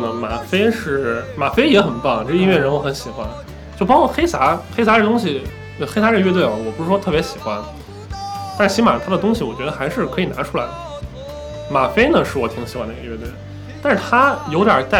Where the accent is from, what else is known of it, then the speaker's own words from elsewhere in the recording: Xi'an, Shaanxi, China; 我作为一个西安人